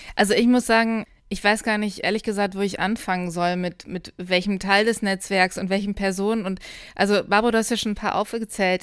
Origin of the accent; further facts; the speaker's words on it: Lower Saxony, Germany; ich komme ja auch aus Niedersachsen